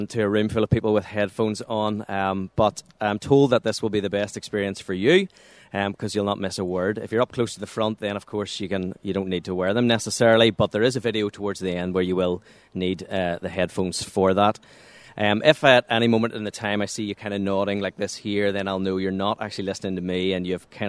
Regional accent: Waringstown, Northern Ireland, United Kingdom; also born or lived in Monkstown; I'm from a little place called Waringstown. It's just outside Lurgan, between Lurgan and Banbridge.

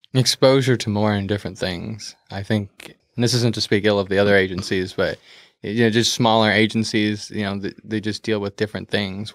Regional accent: Beaverton, Oregon, United States; technically I'm from Beaverton, 'cause I am, but I would say I'm from, like, the metro area

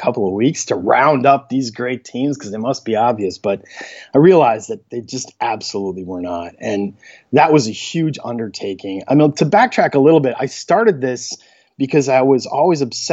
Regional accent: Michigan, United States; moved away as an adult; now in New York City, United States; I am from Michigan. I went to the University of Michigan, and I live in New York City. I've been here for about 20 years

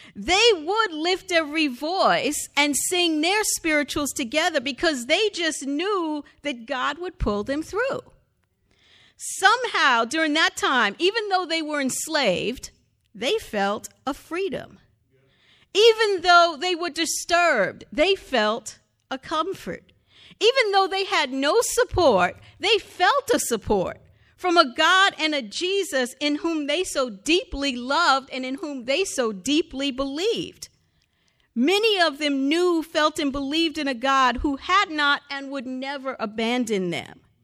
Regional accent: the North, United States; I am African-American, but I was born in the North

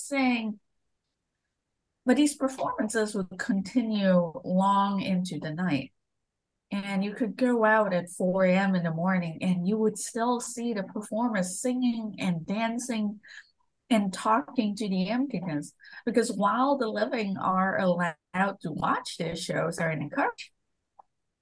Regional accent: Malaysia; moved away; I grew up in Malaysia

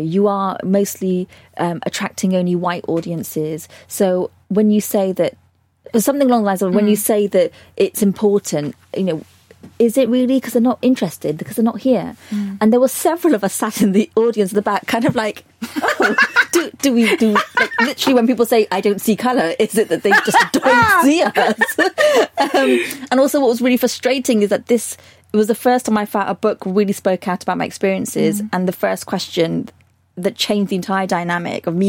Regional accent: Bristol, South West England, United Kingdom; moved away as an adult; it's my hometown

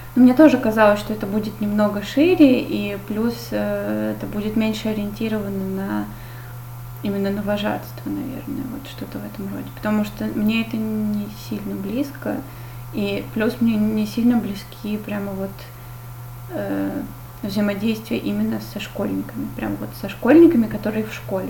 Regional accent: Saint Petersburg, Russia; я из Питера

